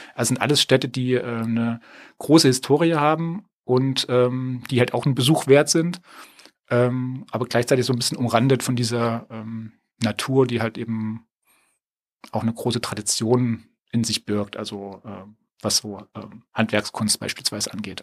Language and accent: German; edge of the Thuringian Forest, Germany; now in Hamburg, Germany; ich bin so am Rand vom Thüringer Wald aufgewachsen, in einer Kleinstadt